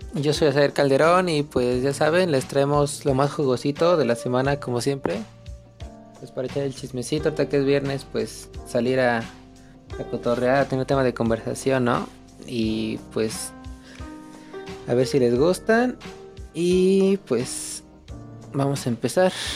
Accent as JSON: {"language": "Spanish", "country": "Mexico", "said": "como mexicano"}